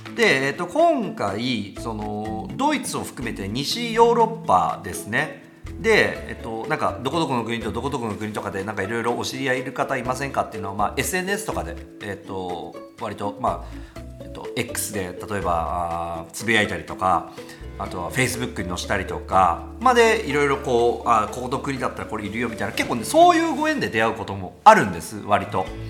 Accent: Tokai, Japan; 僕が東海で生まれて東海のラジオ局でやってる

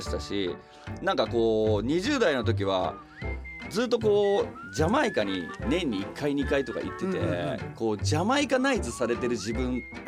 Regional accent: Nagoya, Aichi, Japan; 自分が生まれ育った名古屋っていうところをレペゼンして音楽やったら

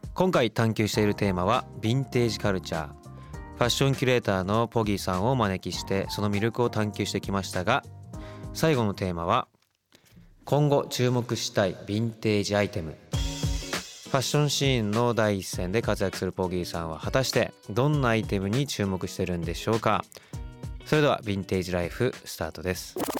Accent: Kawasaki, Kanagawa, Japan; 川崎出身なんで。

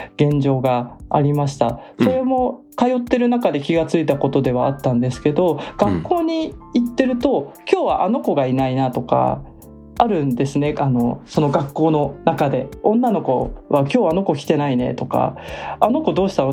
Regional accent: Japan; 私みたいに日本で生まれ育った人

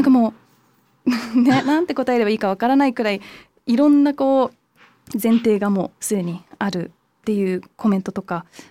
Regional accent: London, United Kingdom; moved away; 日本とドイツのハーフでイギリスで育って、まあ、イギリスの中でもロンドンだったんで

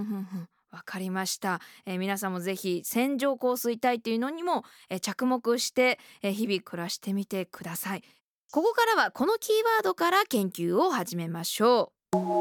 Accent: Okayama, Japan; あの私岡山県出身で

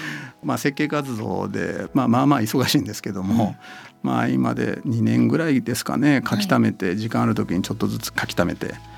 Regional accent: Shiga, Japan; also born or lived in Kyoto; 僕滋賀県出身なので

